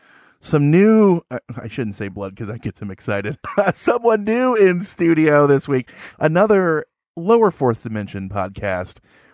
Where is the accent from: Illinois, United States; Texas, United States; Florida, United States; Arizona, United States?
Illinois, United States; Chicago; accent: Chicago; Now, if I'm supposed to do my right accent, my Chicago accent, be like, oh, hey, because that's my accent.